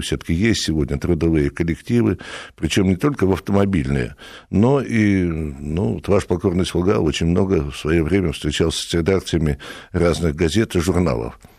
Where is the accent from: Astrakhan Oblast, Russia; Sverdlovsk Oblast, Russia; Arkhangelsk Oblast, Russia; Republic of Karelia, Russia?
Republic of Karelia, Russia; я и сам из Карелии